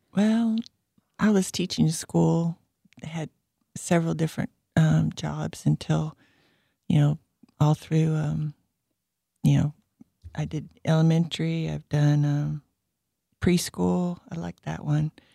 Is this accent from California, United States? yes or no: yes; California, United States; moved away; I grew up in California